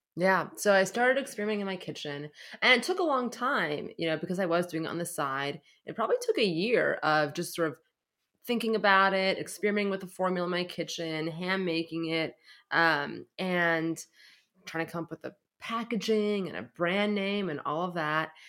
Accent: San Francisco, California, United States; I grew up in San Francisco

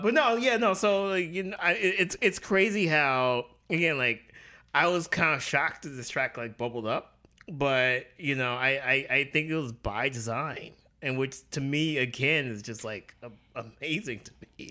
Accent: the South, United States; I grew up in the South

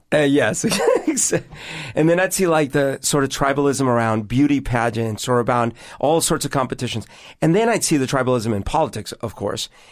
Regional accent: Bogotá, Bogotá Capital District, Colombia; now in Seattle, United States; growing up in Bogota in Colombia when I did

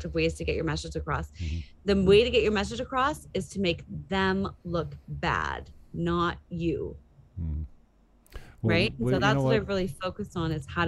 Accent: Toronto, Ontario, Canada; I grew up in the Greater Toronto area.

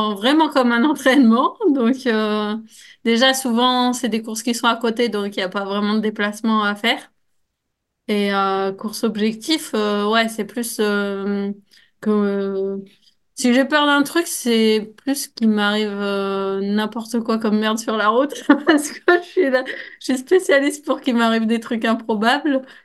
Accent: Grenoble, Auvergne-Rhône-Alpes, France; en tant que Grenoblois

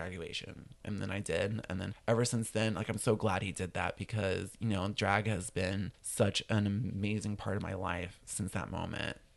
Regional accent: West Virginia, United States; moved away as an adult; now in New Orleans, United States; I'm from West Virginia

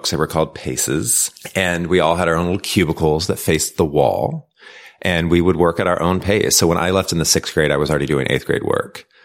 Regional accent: Missouri, United States; Um, I grew up in a really small town. I went to a one room school.

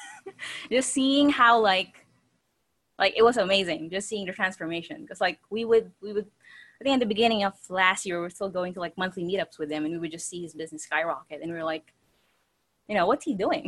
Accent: Philippines; also born or lived in New Zealand; now in Florida, United States; I was born in the Philippines, moved to New Zealand, and then married him from Florida. So now we live in Florida

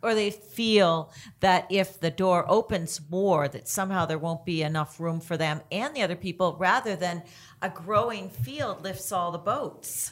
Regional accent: Canada; I'm Canadian

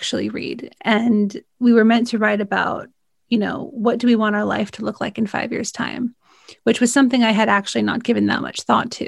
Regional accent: California, United States; I'm from California

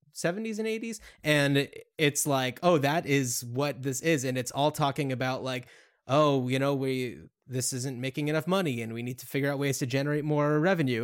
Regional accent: United States; we grew up just outside of New York City

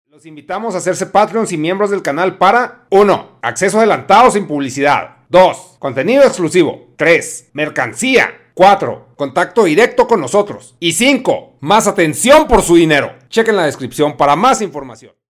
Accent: Mexico; así somos los mexicanos

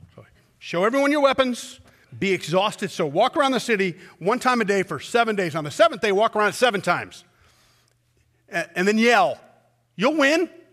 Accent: United States

